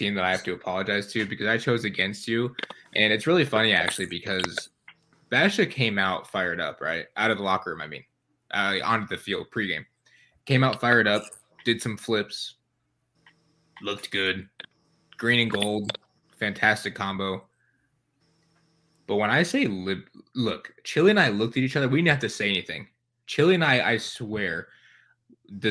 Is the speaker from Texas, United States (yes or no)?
no; Michigan, United States; I'm from Michigan